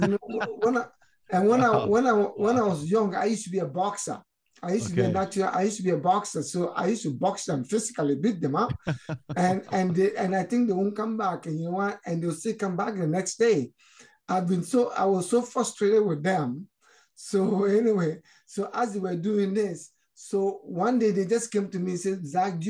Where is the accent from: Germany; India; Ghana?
Ghana; moved away as an adult; also born or lived in Nigeria; now in Canada; I was actually born in Nigeria. I'm originally from Ghana. My parents came from Ghana, but originally I was born in Nigeria. So, and my parents moved back to Ghana. So when I grew up, I wanted to go back to where I was born in Nigeria